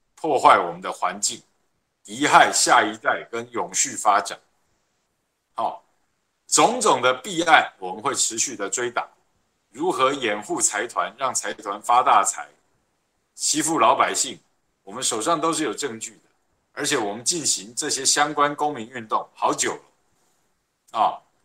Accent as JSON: {"language": "Chinese", "town": "Zhongli", "region": "Taoyuan", "country": "Taiwan", "said": "我们桃园人、中立人"}